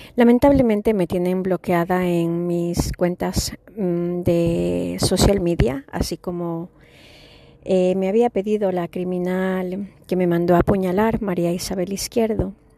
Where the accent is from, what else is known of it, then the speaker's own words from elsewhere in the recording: Ecuador; moved away; also born or lived in Chicago; yo soy latina y nací eh, en Sudamérica